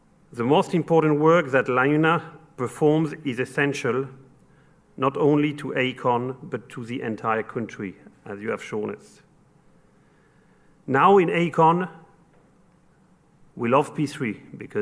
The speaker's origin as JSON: {"language": "English", "town": "Paris", "region": "Île-de-France", "country": "France", "accent": "French", "second_language": "English", "moved": "yes", "said": "You've probably noticed from my accent that I'm French. I come from Paris"}